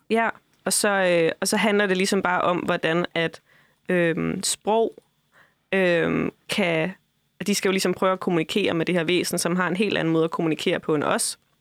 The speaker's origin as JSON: {"language": "Danish", "area": "Funen", "region": "Southern Denmark", "country": "Denmark", "moved": "yes", "said": "Jeg får aldrig lov til at glemme, at jeg er fra Fyn."}